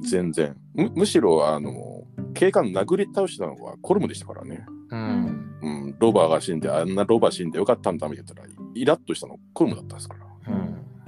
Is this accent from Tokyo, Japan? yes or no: yes; Tokyo, Japan; 僕は僕はちょっと東京出身の人間なので